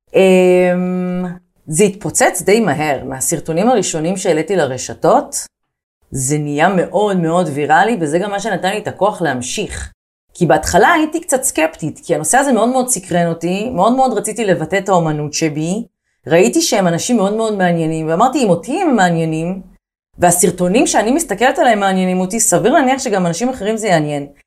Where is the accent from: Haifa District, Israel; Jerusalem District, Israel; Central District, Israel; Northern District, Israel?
Haifa District, Israel; Haifa; moved away as an adult; now in Tel Aviv, Israel; אני גדלתי בחיפה, אה, וכילדה שגדלה בחיפה בשנות ה-90